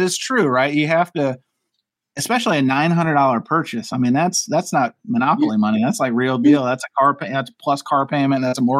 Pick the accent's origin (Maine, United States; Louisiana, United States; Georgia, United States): Louisiana, United States; I'm from Louisiana, brother.